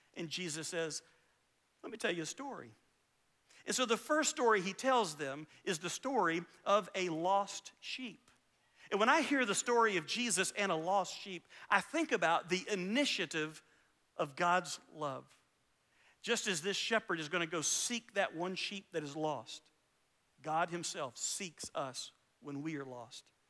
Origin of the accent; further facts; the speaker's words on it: Valdosta, Georgia, United States; also born or lived in Alabama / Lake Park, Georgia; I grew up in Valdosta, Georgia. I was born in Alabama, but really Valdosta and Lake Park, Georgia was home for me